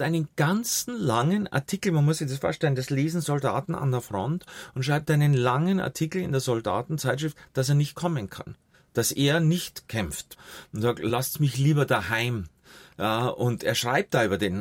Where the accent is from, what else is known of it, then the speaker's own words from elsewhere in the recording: Munich, Bavaria, Germany; bin ja zum Großteil bei meiner Großtante aufgewachsen in München, Heidhausen